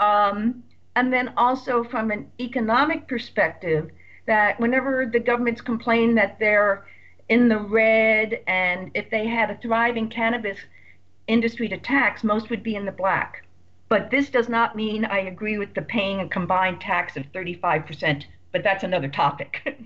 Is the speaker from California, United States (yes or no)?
yes; Redondo Beach, California, United States; my hometown of Redondo Beach